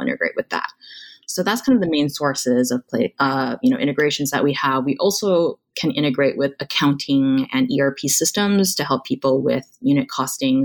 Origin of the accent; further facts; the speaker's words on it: Honolulu, Hawaii, United States; moved away as an adult; also born or lived in Stanford, California; I was born and raised in Honolulu, Hawaii